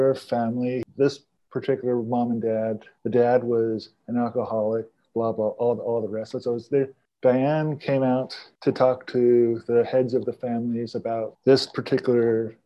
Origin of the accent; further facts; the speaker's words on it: Estacada, Oregon, United States; also born or lived in Pendleton, Oregon; I was born in Pendleton, Oregon, and then at the age of 6, I was adopted by, a year later, I was taken in by a Mennonite family in Estacada, Oregon, who adopted me